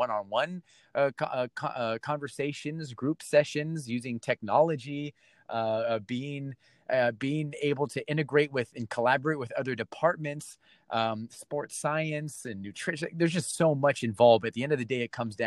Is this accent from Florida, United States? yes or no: no; Torrance, California, United States; now in Tampa, United States; Born and raised in Torrance, right? California